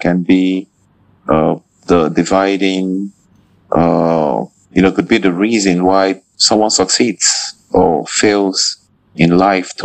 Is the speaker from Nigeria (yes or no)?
yes; Nigeria; I'm a Nigerian researcher and teacher